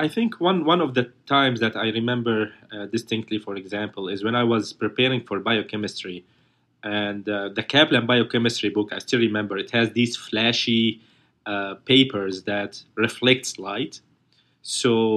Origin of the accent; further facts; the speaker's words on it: Aleppo, Aleppo Governorate, Syria; English is a second language; moved away as an adult; now in United States; my home country in Syria, especially my city Aleppo